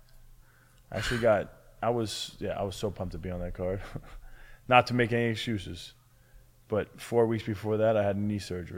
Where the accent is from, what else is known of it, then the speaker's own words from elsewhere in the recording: Long Island, New York, United States; also born or lived in Mineola; I came to Long Island in my hometown